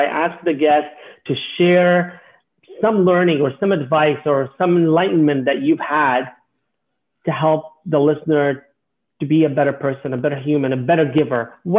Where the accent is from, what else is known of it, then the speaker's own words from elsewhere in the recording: Canada; It's not right that as a Canadian, I have and someone doesn't.